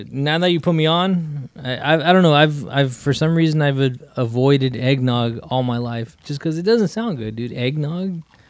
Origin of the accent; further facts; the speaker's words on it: Lemonwood, United States; accent: Puerto Rican; I grew up in Lemonwood, dude.